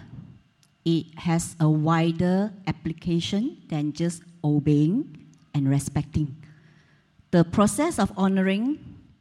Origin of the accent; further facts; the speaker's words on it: Taiping, Perak, Malaysia; born or raised there; moved away